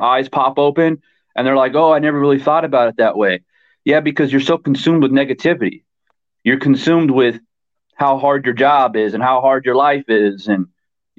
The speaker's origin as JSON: {"language": "English", "region": "Arizona", "country": "United States", "tie": "born or raised there", "moved": "yes", "lives_now": "Thailand", "said": "I'm actually from Arizona. That's where I was born and raised."}